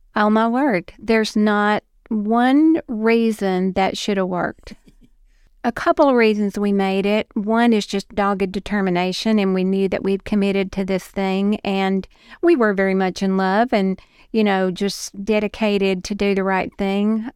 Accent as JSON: {"language": "English", "town": "Dixon", "region": "Tennessee", "country": "United States", "tie": "born or raised there", "also_born_or_lived": "Florida", "said": "I was born and raised in Dixon, right off of Highway forty-eight"}